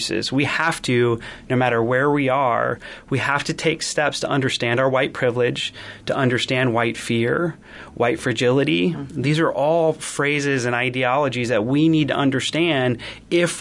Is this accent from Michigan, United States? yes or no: no; Iowa, United States; I grew up in a small town, and I come from Iowa